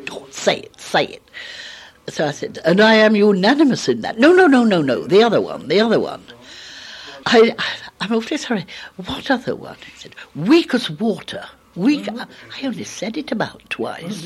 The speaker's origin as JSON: {"language": "English", "town": "Keighley", "region": "Yorkshire and the Humber", "country": "United Kingdom", "tie": "born or raised there", "said": "I was born in Keighley in Yorkshire in 1922"}